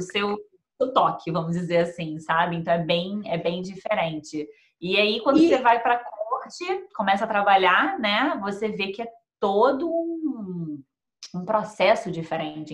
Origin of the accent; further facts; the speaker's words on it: Rio de Janeiro, Brazil; moved away as an adult; now in Melbourne, Australia; eu sou de Melbourne e a gente, no Brasil, era do Rio.